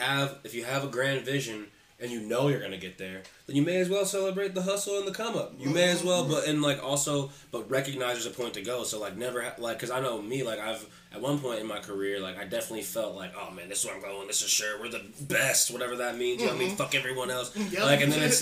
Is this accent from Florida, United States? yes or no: no; Columbus, Ohio, United States; also born or lived in Upper Arlington, Ohio; I moved from Upper Arlington over to Columbus, like, well, my family moved from Upper Arlington to Columbus City Schools